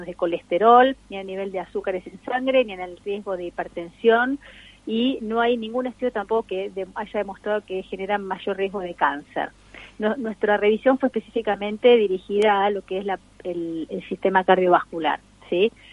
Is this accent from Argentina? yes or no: yes; Argentina; nosotros los argentinos